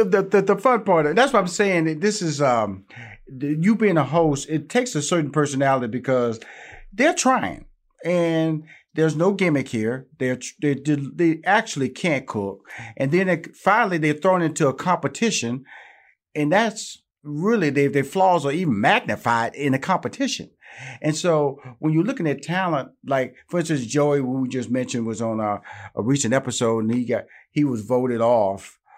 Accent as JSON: {"language": "English", "town": "Houston", "region": "Texas", "country": "United States", "said": "I'm from Houston, Texas, and I know a Southern drawl when I hear"}